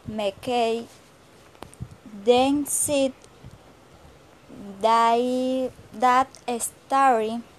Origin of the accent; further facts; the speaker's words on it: Plato, Magdalena, Colombia; English is a second language; I am from Plato Magdalena. I currently live in Plato Magdalena. I am 21 years old.